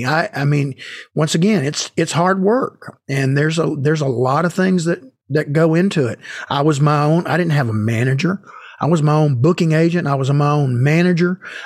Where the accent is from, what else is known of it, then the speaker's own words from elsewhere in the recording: Marietta, Georgia, United States; So early on, I went down to a local music store in my hometown in Marietta, Georgia